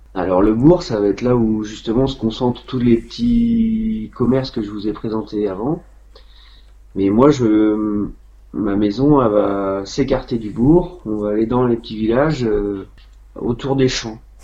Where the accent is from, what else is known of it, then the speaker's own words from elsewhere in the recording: Vieillevigne, Pays de la Loire, France; c'est ma ville natale